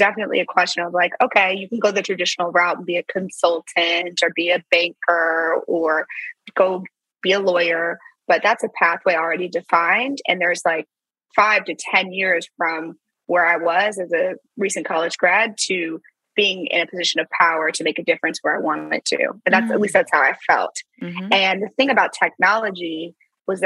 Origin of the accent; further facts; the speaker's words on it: St. Louis, Missouri, United States; moved away as an adult; also born or lived in Silicon Valley; I'm from St. Louis